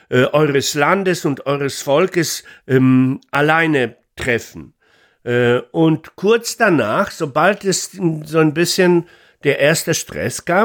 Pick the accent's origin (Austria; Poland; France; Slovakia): Poland; ich bin selber Pole